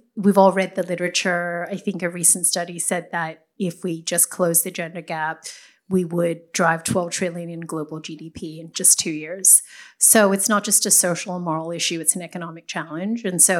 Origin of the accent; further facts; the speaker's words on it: Sydney, New South Wales, Australia; moved away as an adult; now in Bay Area, United States; I am originally from Sydney, Australia, but has become a U.S. citizen and Bay Area transplant, courtesy of my husband.